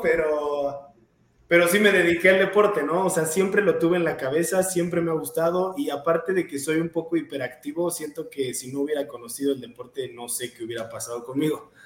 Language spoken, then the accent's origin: Spanish; Querétaro, Mexico; Soy de, Querétaro, nací en Querétaro, vivo en Querétaro, entreno en Querétaro. Eh, ah, siempre he estado aquí toda mi vida